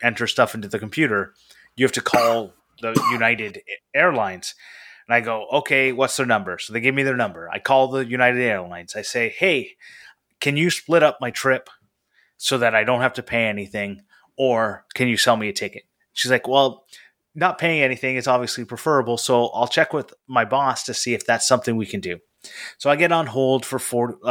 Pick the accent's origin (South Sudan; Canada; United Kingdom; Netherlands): Canada